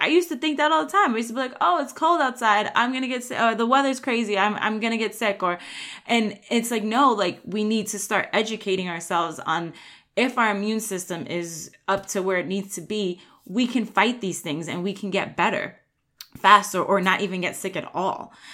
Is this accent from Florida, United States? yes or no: no; New York, United States; I grew up in New York